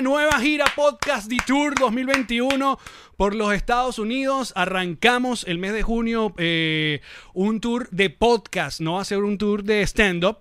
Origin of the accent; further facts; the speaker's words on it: Venezuela; also born or lived in Caracas; yo como venezolano